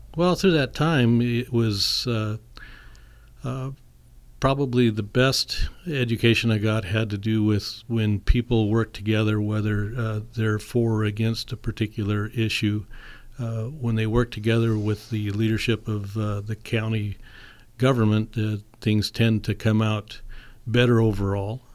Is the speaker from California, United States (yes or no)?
yes; St. Helena, California, United States; I was born and raised in St. Helena